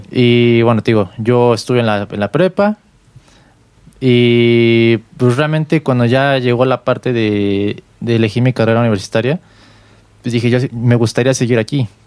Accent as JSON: {"language": "Spanish", "region": "Mexico City", "country": "Mexico", "said": "yo soy músico aquí de la Ciudad de México"}